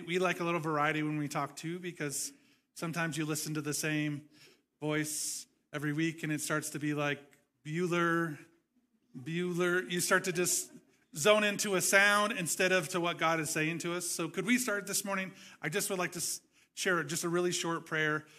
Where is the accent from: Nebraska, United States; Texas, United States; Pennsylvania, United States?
Nebraska, United States; moved away as an adult; also born or lived in California; moved to where I grew up in Nebraska. I moved to California.